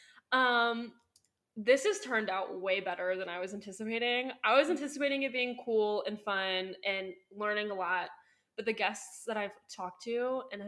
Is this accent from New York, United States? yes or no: no; Southwest Ohio, United States; I did move back to my hometown